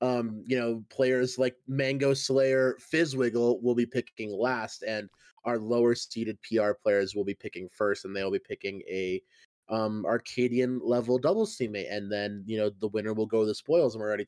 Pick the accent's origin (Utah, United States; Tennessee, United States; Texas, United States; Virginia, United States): Texas, United States; I'm from the Midwest. I'm also originally from Texas.